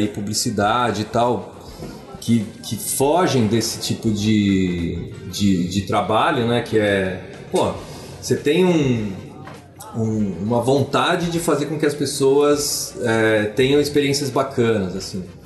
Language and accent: Portuguese; Brazil; a gente é brasileiro